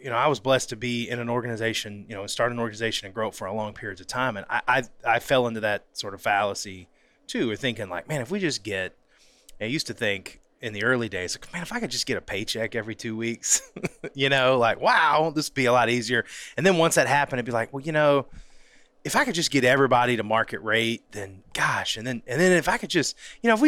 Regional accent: North Florida, United States; originally from North Florida

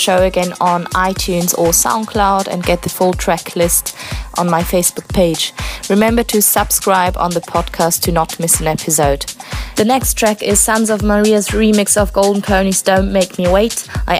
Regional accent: South Africa; moved away; Next weekend I'll be in South Africa, my home country.

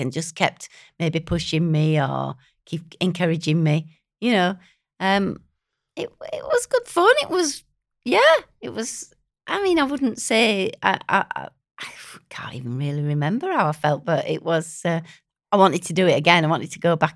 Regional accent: Hartshead, near Brighouse, Yorkshire and the Humber, United Kingdom; also born or lived in Bradford; I was born in Bradford, but I was brought up in Hartsedge

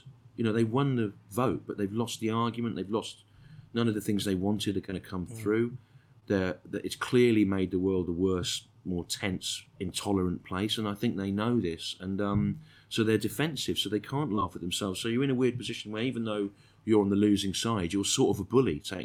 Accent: Birmingham, West Midlands, United Kingdom; I was born in Birmingham

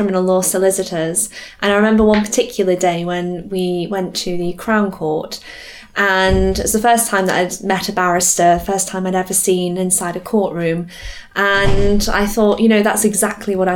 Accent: Staffordshire, West Midlands, United Kingdom; moved away as an adult; also born or lived in London; I come from the Staffordshire area.

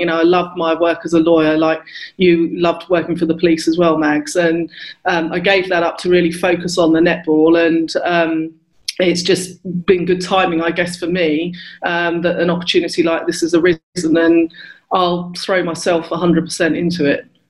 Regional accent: Luton, East of England, United Kingdom; I grew up in Luton, so really diverse oh, area

